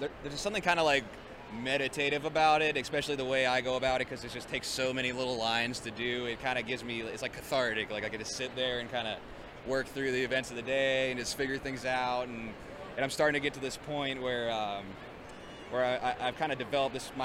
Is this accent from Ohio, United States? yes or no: yes; Alliance, Ohio, United States; I grew up in near Alliance, Ohio